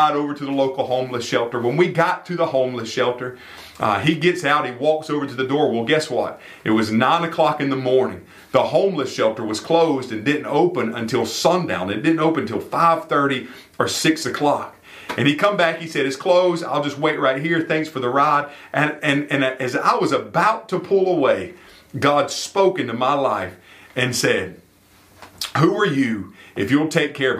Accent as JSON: {"language": "English", "town": "York", "region": "South Carolina", "country": "United States", "tie": "born or raised there", "moved": "yes", "said": "I was down in my hometown of York, South Carolina"}